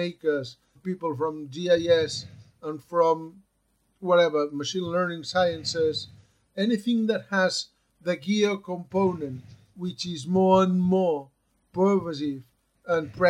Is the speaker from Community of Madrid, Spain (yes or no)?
no; Barcelona, Catalonia, Spain; I'm from Barcelona, and I've spent almost my working life at the ICGC, which is the mapping agency of Catalonia